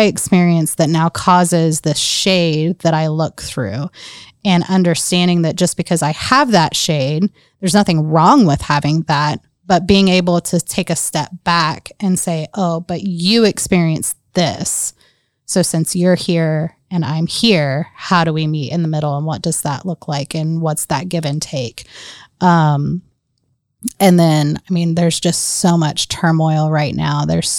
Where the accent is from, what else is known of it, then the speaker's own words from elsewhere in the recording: North Carolina, United States; I very much identify with being born south of the Mason-Dixie line, growing up in North Carolina. I grew up in a salt and pepper neighborhood.